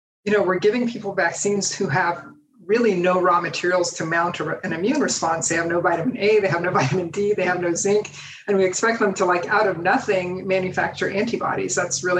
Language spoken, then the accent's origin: English; United States; as an American, because as Americans, we really think of our country